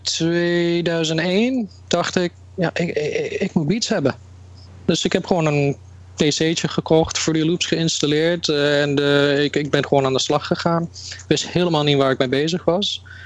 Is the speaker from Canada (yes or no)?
yes; Canada; now in Netherlands; Ik ben in Canada opgegroeid. En toen in 1999 ben ik teruggekomen naar Nederland